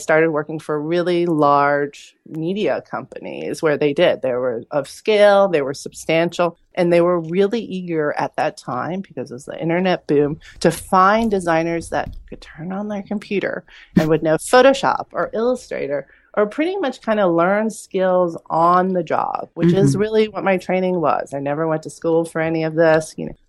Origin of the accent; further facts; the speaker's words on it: Vienna, Austria; born there; I've heard the story before, you know, as an immigrant, which I am. I was born in Vienna, Austria to Korean parents. So I consider myself Asian European.